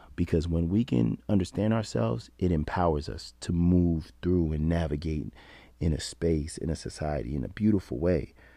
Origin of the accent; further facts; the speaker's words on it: New York, United States; being a New Yorker